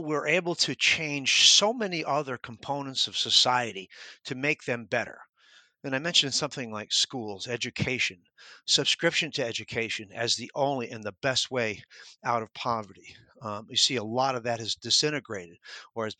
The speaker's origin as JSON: {"language": "English", "region": "New York", "country": "United States", "tie": "born or raised there", "moved": "as an adult", "said": "When I was a kid growing up in New York"}